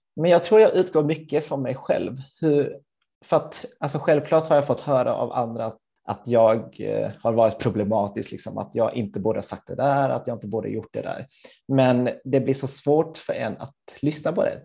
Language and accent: Swedish; Helsingborg, Skåne, Sweden; moved away as an adult; also born or lived in Gothenburg; jag är född och uppvuxen i Helsingborg